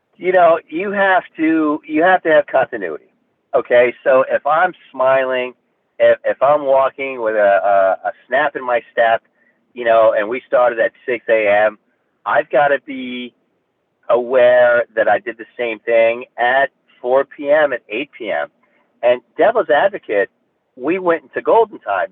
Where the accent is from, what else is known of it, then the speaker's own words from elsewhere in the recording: Kearny, New Jersey, United States; also born or lived in Newark, New Jersey; now in Highlands County, Florida, United States; I was born in Newark, New Jersey, uh, raised in Kearny, New Jersey, Hudson County, New Jersey